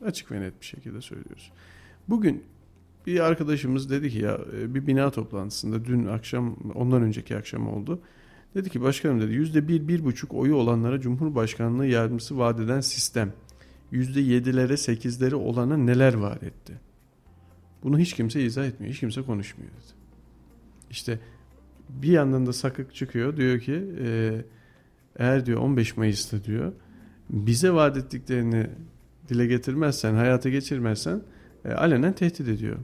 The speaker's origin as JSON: {"language": "Turkish", "town": "Kayseri", "region": "Kayseri Province", "country": "Turkey", "tie": "born or raised there", "said": "Ben bu şehirde doğdum, bu şehirde büyüdüm"}